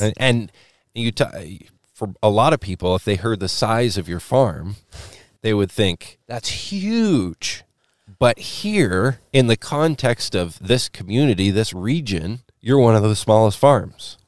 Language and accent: English; Western Washington, United States; moved away; I come from Western Washington where we have almost none of them